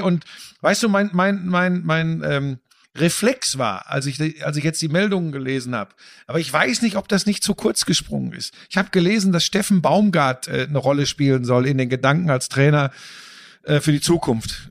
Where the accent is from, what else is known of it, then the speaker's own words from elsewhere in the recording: Bottrop, North Rhine-Westphalia, Germany; also born or lived in Gladbeck; ich bin im Ruhrgebiet aufgewachsen. Das ist, ich komme aus Bottrop, ja, Gladbeck, Bottrop